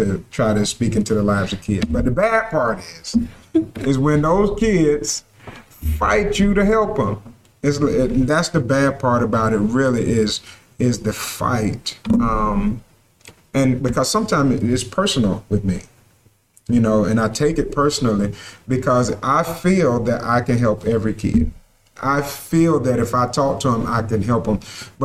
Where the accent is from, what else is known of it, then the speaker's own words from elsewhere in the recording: Sparta, Georgia, United States; I'm glad to be back in my hometown.